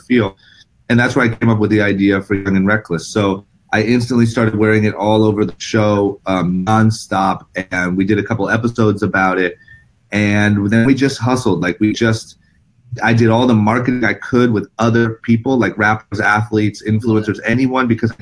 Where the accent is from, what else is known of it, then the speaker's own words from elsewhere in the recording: Akron, Ohio, United States; moved away as an adult; now in Los Angeles, United States; I'm from Akron, Ohio. I grew up skateboarding